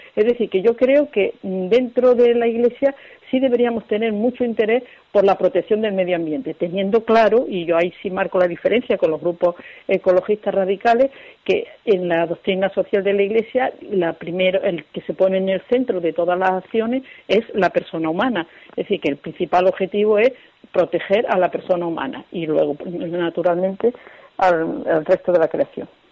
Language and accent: Spanish; Sierra de Segura, Andalusia, Spain; yo soy de la Sierra de Segura